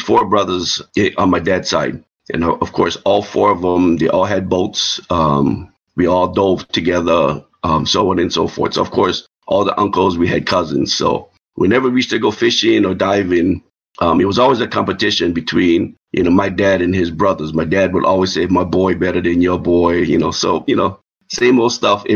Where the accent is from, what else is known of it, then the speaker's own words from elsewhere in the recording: Kona, Hawaii, United States; moved away; I'm from the Big Island, born and raised, Kona.